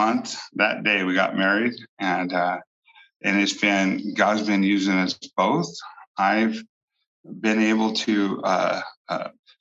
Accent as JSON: {"language": "English", "town": "Bakersfield", "region": "California", "country": "United States", "tie": "born or raised there", "also_born_or_lived": "Alaska", "moved": "as an adult", "lives_now": "Bakersfield, United States", "said": "Although this is my hometown"}